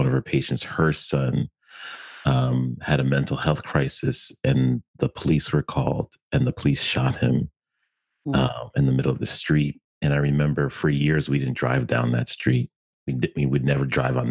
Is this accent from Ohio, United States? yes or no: no; Stamford, Connecticut, United States; I was born and raised in Connecticut in an interesting time